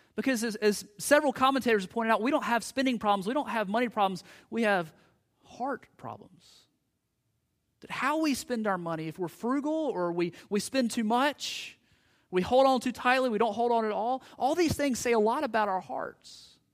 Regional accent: United States; us as American Christians

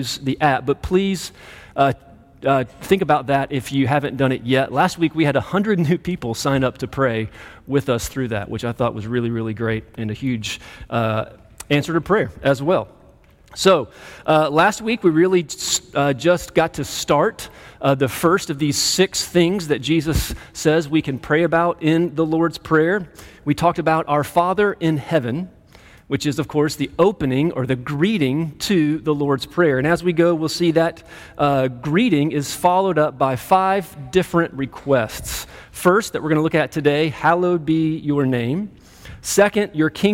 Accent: Greenville, South Carolina, United States; moved away as an adult; also born or lived in St. Louis, Missouri / Colorado; now in Clemson, United States; I grew up in Greenville, just down the road

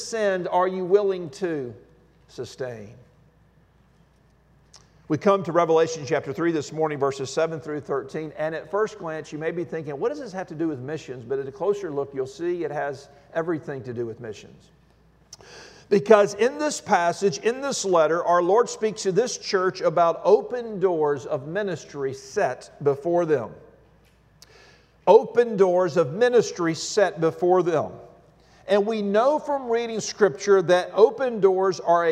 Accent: Alabama, United States; When I was a kid, I grew up in the Deep South in Alabama

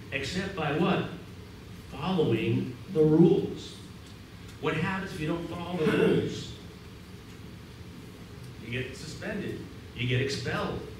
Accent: Boston, Massachusetts, United States; accent: Boston

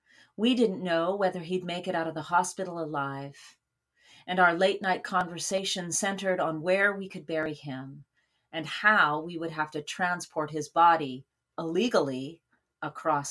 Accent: Saskatoon, Saskatchewan, Canada; moved away; my hometown of Saskatoon, Saskatchewan

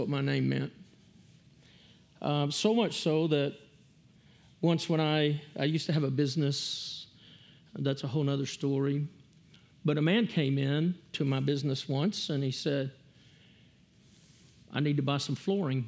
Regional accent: Hamilton, Texas, United States; I grew up in Hamilton, Texas

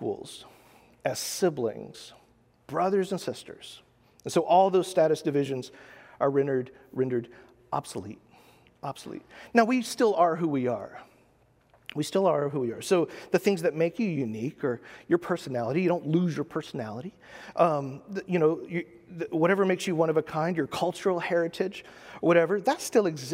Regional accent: United States; as an American

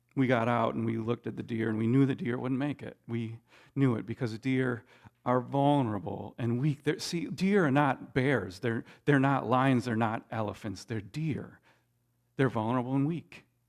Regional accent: Minnesota, United States; growing up in Minnesota

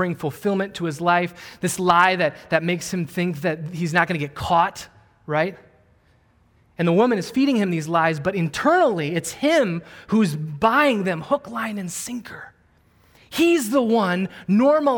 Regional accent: Wisconsin, United States; I grew up in Wisconsin

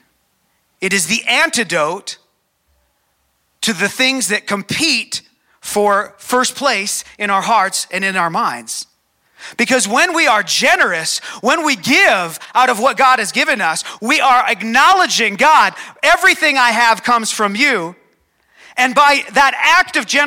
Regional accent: Calgary, Alberta, Canada; So I was born here in Calgary. I've never lived anywhere else.

